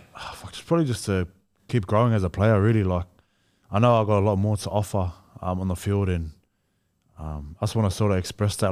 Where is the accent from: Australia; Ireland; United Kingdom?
Australia; I'm Australian as well, like, my mum's Australian